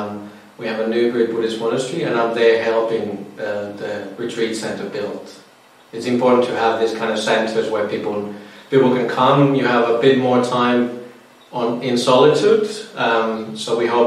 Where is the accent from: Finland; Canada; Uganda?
Finland; moved away as an adult; now in Australia; I'm from Finland originally. I've been in Australia now since 2010.